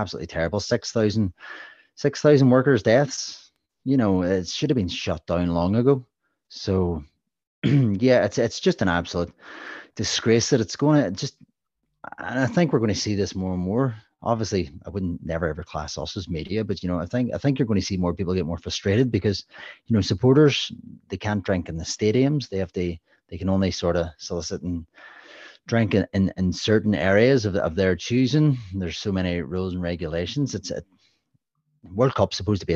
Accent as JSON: {"language": "English", "region": "Northern Ireland", "country": "United Kingdom", "said": "I'm from Northern Ireland"}